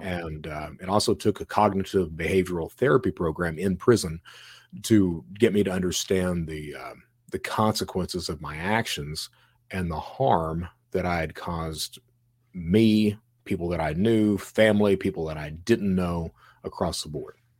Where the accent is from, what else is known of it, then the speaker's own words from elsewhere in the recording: Eastern Kentucky, United States; also born or lived in Florida; now in Alabama, United States; I'm from Eastern Kentucky